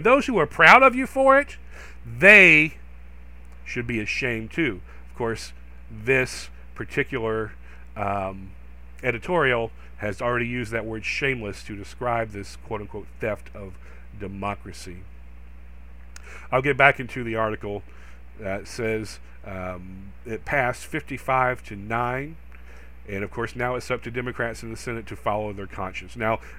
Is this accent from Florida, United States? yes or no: no; North Carolina, United States; I've seen it from the outside as a native North Carolinian. Yes, I was actually born and raised in North Carolina. You may or may not believe that based on my accent or lack of an accent.